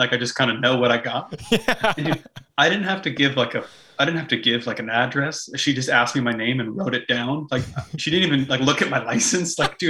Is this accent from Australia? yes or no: no; Canada; if we're from Canada